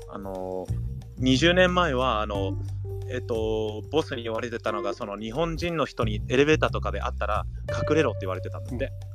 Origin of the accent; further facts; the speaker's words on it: United States; now in Japan; 僕そういえばアメリカ人でしたっつって笑ってた